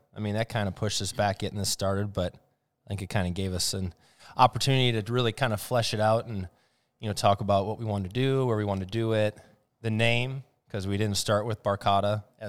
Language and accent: English; Oshkosh, Wisconsin, United States; also born or lived in Brookfield / Waukesha; I was born in Brookfield. You know, lived in Waukesha and then moved up here to Oshkosh right before high school. Went to Lourdes.